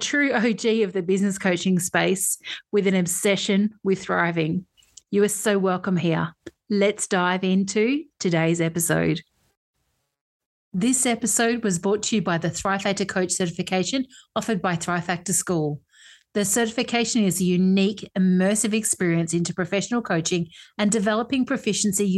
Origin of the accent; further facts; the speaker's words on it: Perth, Western Australia, Australia; actually from my hometown.